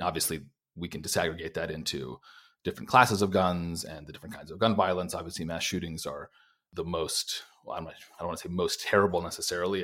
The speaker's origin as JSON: {"language": "English", "region": "Minnesota", "country": "United States", "said": "as a Minnesotan who has to deal with months and months"}